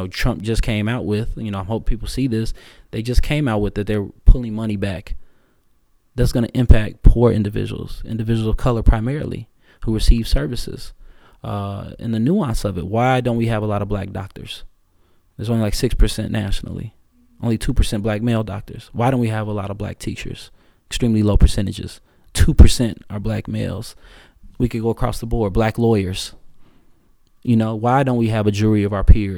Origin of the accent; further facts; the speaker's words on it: Chicago, Illinois, United States; I was born in Morgan Park